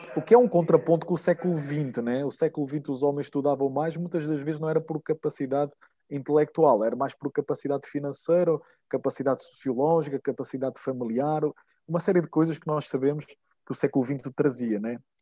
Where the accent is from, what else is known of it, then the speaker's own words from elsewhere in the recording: Nazaré, Centro, Portugal; moved away as an adult; now in Brazil; eu sou de Portugal, uh, nasci em Nazaré